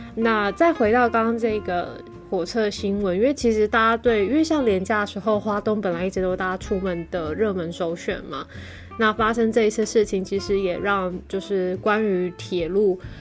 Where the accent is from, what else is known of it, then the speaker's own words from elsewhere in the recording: Taipei, Taiwan; now in Tainan, Taiwan; 我是台北人嘛